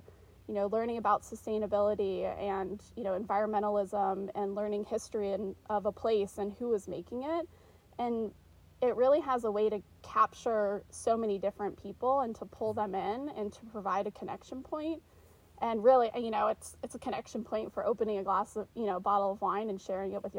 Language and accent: English; Charlotte, North Carolina, United States; moved away as an adult; now in Oregon, United States; I grew up in Charlotte, North Carolina